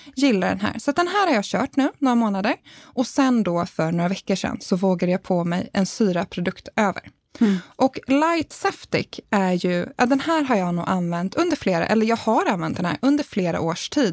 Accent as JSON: {"language": "Swedish", "town": "Värmdö", "region": "Stockholm County", "country": "Sweden", "said": "Värmdö där jag kommer ifrån"}